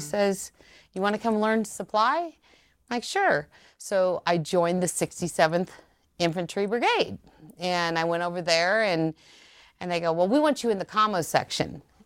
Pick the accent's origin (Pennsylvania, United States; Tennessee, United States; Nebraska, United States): Nebraska, United States; Ceresco; moved away as an adult; also born or lived in Omaha, Nebraska; I was raised in Seresko, which was fifteen miles from Lincoln.